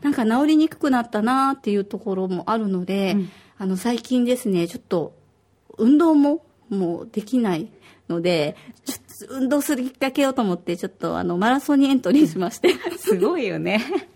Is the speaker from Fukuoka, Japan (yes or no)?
no; Osaka, Japan; now in Okinawa, Japan; 私は大阪出身